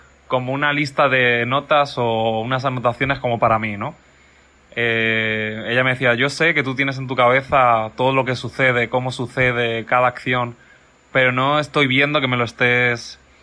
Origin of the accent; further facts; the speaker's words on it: Mallorca, Balearic Islands, Spain; moved away as an adult; also born or lived in San Antonio de los Baños, Cuba; now in Cuba; Estudié en Mallorca, yo soy de Mallorca